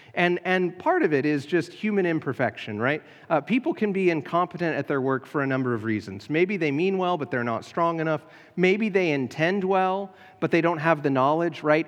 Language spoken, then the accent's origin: English; United States; being American